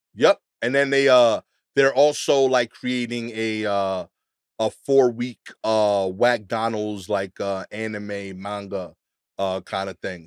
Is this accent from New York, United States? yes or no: yes; New York, United States; as a New Yorker